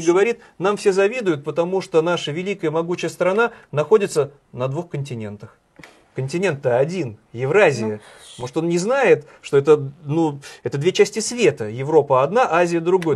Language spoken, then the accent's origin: Russian; Saint Petersburg, Russia; Сколько инфоповодов дает мой родной город